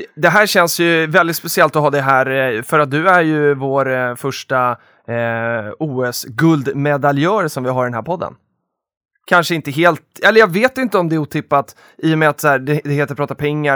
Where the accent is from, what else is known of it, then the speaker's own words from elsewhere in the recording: Stockholm, Stockholm County, Sweden; jag är ju underrepresenterad som stockholmare här inne idag